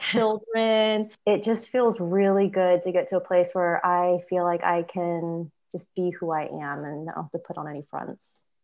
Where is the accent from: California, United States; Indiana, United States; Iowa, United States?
California, United States; Sacramento; now in Petaluma, United States; I was born and raised in South Sacramento in a very big Japanese American family